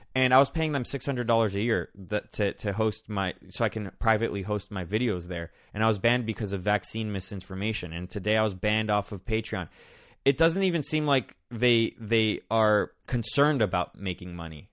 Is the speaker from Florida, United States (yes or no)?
yes; Miami, Florida, United States; I grew up in Miami